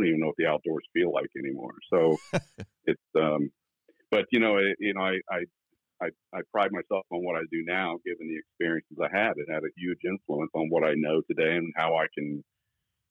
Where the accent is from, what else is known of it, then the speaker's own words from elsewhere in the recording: Northern Virginia, United States; moved away as an adult; now in Dublin, Ohio, United States; I grew up in Northern Virginia, which was just outside of Washington, D.C.